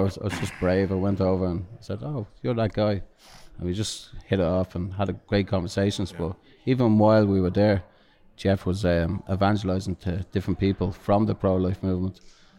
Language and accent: English; Ireland; because we were raised a different way down south than up north.